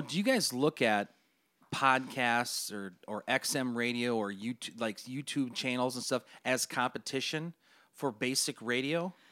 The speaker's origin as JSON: {"language": "English", "area": "Turtle Lake", "region": "Wisconsin", "country": "United States", "tie": "born or raised there", "said": "my hometown's by Turtle Lake, Wisconsin"}